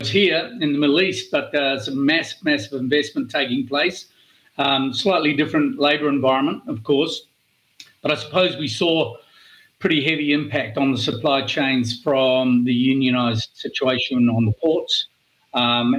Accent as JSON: {"language": "English", "country": "New Zealand", "moved": "yes", "said": "my home country of New Zealand"}